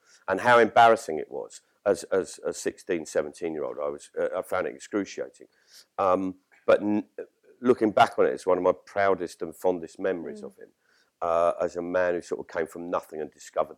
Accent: London, United Kingdom; when I was growing up in South London

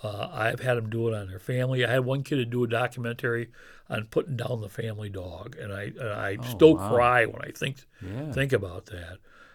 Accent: Oneonta, New York, United States; And people say, did you grow up in Oneonta? I'd say, I'm still growing up in Oneonta.

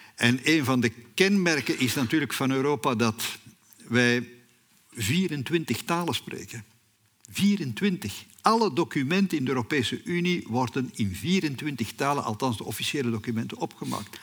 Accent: Flanders, Belgium; bij ons in Vlaanderen

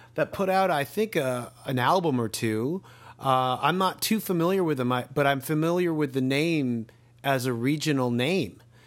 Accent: Canada; as a Canadian

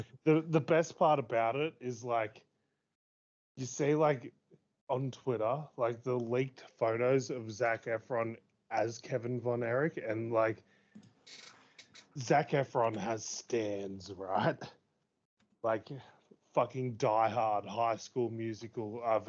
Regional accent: United Kingdom; Lol, I'm British, so I'm kind of charming anyway.

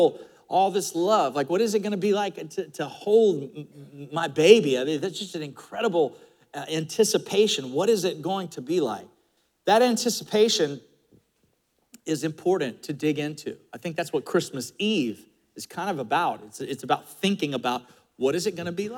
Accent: Florida, United States; growing up in Florida in the 70s

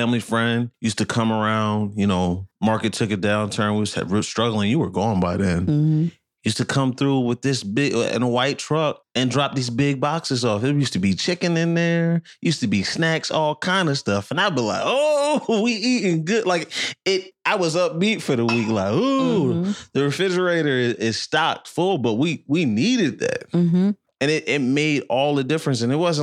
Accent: Tinton Falls, New Jersey, United States; we're from Monmouth County. So we grew up in Tim Falls, not too far from Red Bank and Asbury Park.

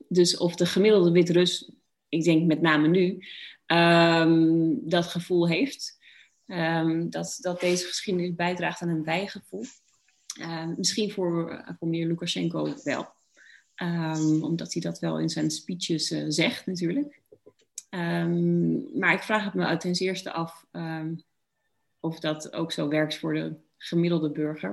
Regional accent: Netherlands; dat ik Nederlands ben

